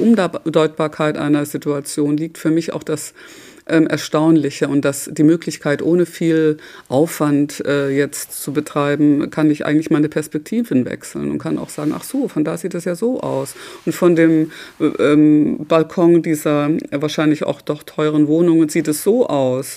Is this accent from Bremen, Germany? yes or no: no; Bochum, North Rhine-Westphalia, Germany; moved away; also born or lived in Freiburg; Ich bin in Bochum aufgewachsen, also im Schwarzwald in Freiburg geboren, aber dann in Bochum aufgewachsen.